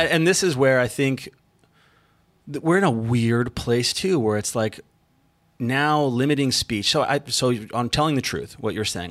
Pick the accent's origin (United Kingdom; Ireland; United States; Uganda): United States; we, as an American tribe of a tribe of immigrants from all over